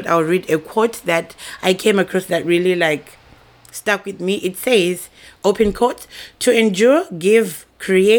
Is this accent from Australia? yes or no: no; Zimbabwe; now in Japan; I am a young lady based in Japan. I'm originally from Zimbabwe